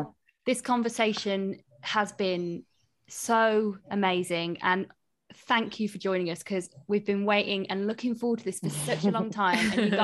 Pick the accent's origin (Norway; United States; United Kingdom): United Kingdom; I'm so British.